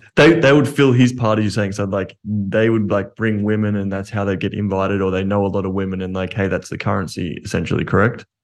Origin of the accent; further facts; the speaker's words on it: Australia; I'm Australian